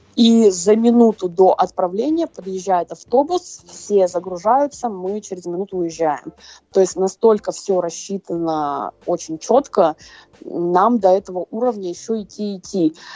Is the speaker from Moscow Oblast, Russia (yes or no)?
no; Krasnoyarsk, Krasnoyarsk Krai, Russia; и я, и она из Красноярска